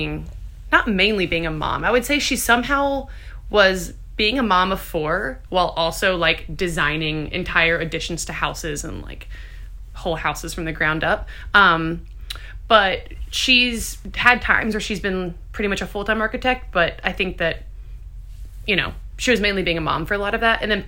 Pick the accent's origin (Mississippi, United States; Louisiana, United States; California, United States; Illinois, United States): Louisiana, United States; Baton Rouge; also born or lived in St. Francisville, Louisiana / Charleston, South Carolina; now in New Orleans, United States; I was technically... born in Baton Rouge and then lived there till I was 10. And then my parents moved us out to the country, a little town called St. Francisville.